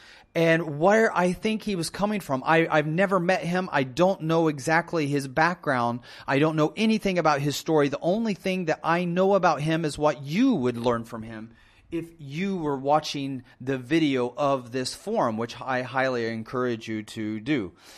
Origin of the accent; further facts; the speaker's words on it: Iran; born there; is it right for Christians to hate me or distance themselves from me or to fear me because I was born in Iran?